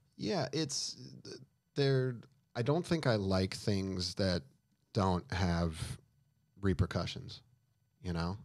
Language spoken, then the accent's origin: English; Duluth, Minnesota, United States; now in Los Angeles, United States; I'm from Duluth, Minnesota. like the frozen tundra, the coldest city in America. Um, odd place to grow up skateboarding